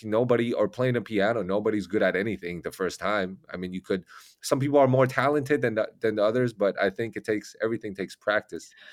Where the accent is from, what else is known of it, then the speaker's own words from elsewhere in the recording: Taiwan; English is a second language; now in United States; I'm from Taiwan